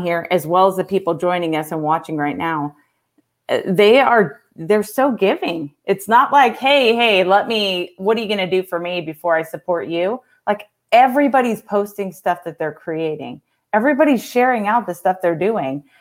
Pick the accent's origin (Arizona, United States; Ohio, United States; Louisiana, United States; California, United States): California, United States; moved away; also born or lived in Texas; I'm actually from California